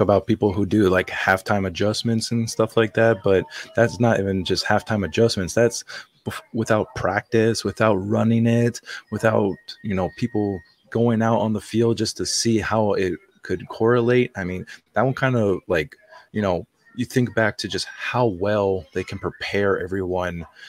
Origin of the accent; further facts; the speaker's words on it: Hawaii, United States; born and raised in Hawaii, I'm not used to the cold weather